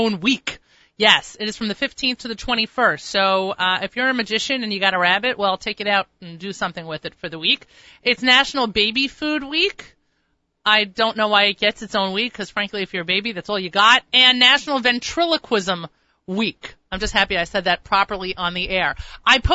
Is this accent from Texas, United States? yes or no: no; New York, United States; I'm from New York.